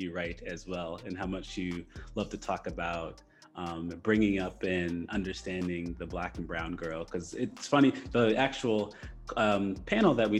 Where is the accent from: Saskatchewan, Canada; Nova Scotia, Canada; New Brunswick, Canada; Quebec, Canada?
Nova Scotia, Canada; I'm from Canada and mm-hmm. Nova Scotia